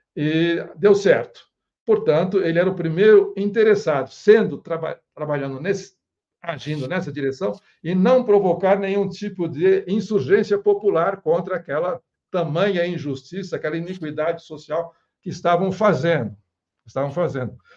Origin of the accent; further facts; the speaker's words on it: Brazil; nós brasileiros